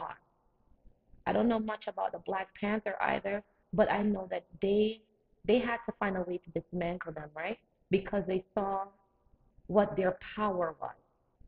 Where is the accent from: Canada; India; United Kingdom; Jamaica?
Jamaica; now in United States; Growing up in Jamaica